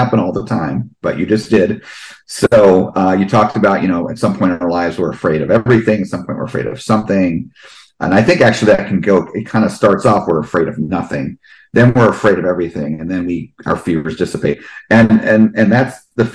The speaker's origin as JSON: {"language": "English", "region": "New Jersey", "country": "United States", "tie": "born or raised there", "moved": "yes", "said": "I grew up in New Jersey"}